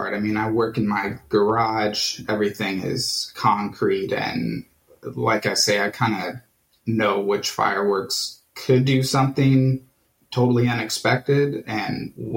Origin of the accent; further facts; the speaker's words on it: Johnson County, Kansas, United States; now in Kansas City, United States; I grew up in Johnson County